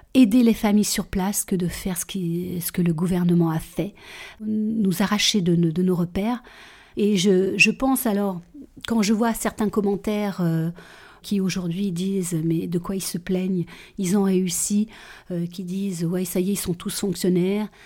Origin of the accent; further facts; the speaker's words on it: Guéret, Nouvelle-Aquitaine, France; also born or lived in Réunion; je rentre euh, à Guéret et arrive 16 ans